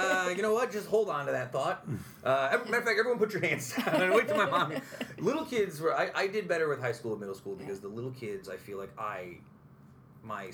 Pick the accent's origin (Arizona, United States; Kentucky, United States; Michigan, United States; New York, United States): New York, United States; Utica; I'm a Proctor guy growing up